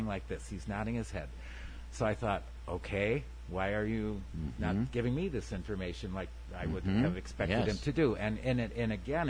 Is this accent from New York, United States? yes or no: yes; Dunkirk, New York, United States; I grew up in Dunkirk, which is 9 miles down the road